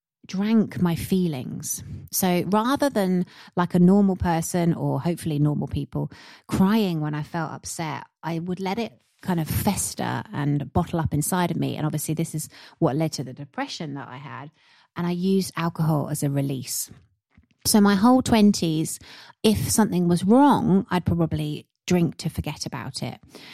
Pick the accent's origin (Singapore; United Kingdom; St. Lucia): United Kingdom; being British by nature